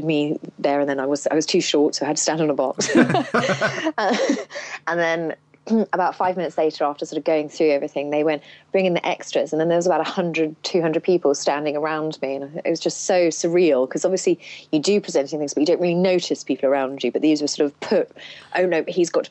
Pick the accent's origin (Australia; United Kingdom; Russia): United Kingdom; I grew up, in just outside of London, but sort of in the countryside